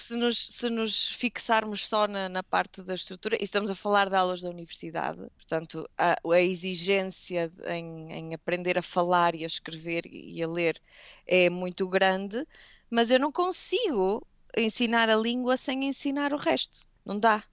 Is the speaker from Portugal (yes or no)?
yes; Portugal; moved away; como eu acho que todos os portugueses fazem, a maioria, tentamos ir a Portugal